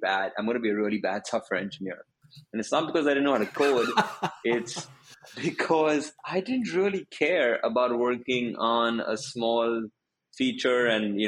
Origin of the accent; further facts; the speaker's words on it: Mumbai, Maharashtra, India; moved away as an adult; also born or lived in United States / China; I'm originally from India. So I went to school in Bombay, which is the big city of India